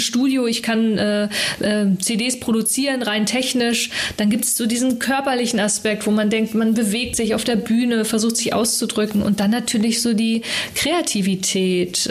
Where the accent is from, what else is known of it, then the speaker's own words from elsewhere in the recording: Hamburg, Germany; aufgewachsen jetzt so mit den äh, Eltern und Schulzeit war ja so im Norden